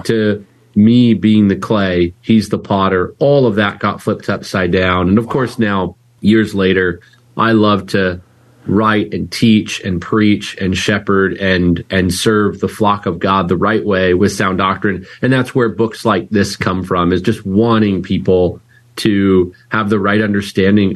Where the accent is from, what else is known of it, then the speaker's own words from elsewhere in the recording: Vancouver, British Columbia, Canada; now in Chandler, United States; My dad as well, he planted a church in Vancouver, British Columbia that I grew up in Canada